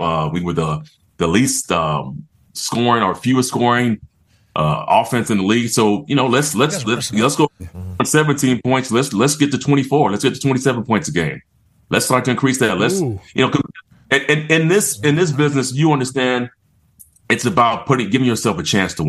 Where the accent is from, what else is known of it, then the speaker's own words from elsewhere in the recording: San Diego, California, United States; moved away as an adult; also born or lived in Georgia; I grew up in California. I'm a West Coast kid. And, you know, I'm a San Diego guy.